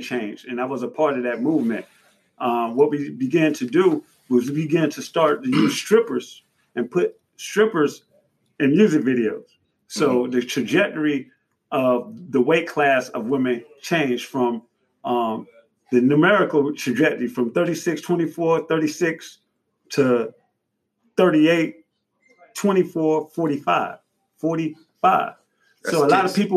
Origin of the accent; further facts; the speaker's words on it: Miami, Florida, United States; I'm from Miami. It's multicultural.